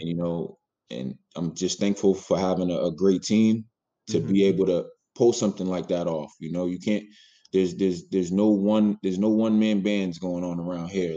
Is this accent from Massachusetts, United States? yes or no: yes; Boston, Massachusetts, United States; I'm a kid from Roxbury